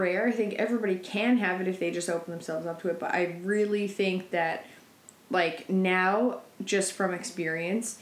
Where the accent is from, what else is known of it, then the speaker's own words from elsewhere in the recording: St. Lawrence, Newfoundland and Labrador, Canada; I am originally from St. Lawrence, this small town on the Burren Peninsula of Newfoundland, Canada